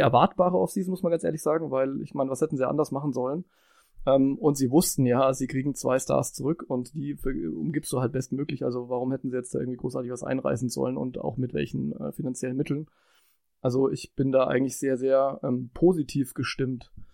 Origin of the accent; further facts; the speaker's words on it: Franconia, Bavaria, Germany; ich bin ja Franke